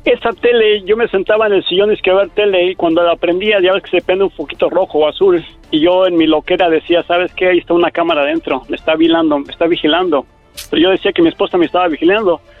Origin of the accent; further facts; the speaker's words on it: Mexico; moved away; me tuve que ir a México